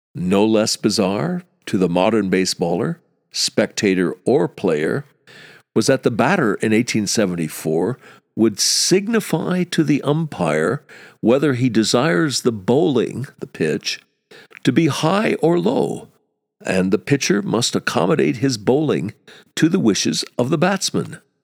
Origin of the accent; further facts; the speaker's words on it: United States; as an American, an American who played baseball as a kid